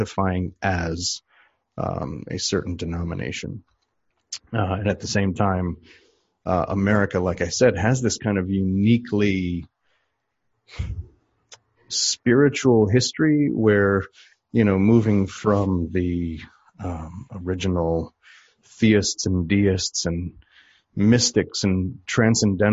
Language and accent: English; Medford, Wisconsin, United States; I was raised in a small UCC, Congregationalist Church in Medford, Wisconsin